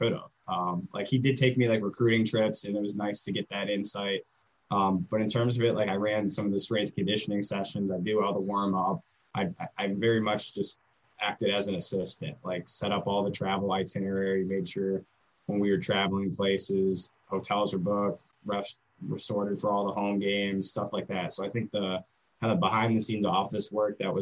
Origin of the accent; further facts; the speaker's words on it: Cleveland, Ohio, United States; moved away as an adult; now in Defiance, United States; Yeah, so I'm from the Cleveland area